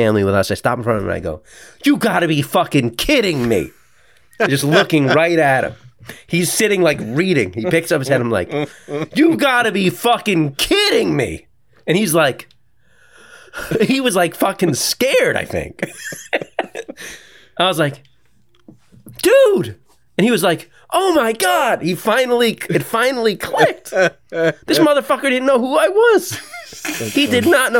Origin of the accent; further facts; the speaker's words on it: New York, United States; we're from New York and we're fucking Florida people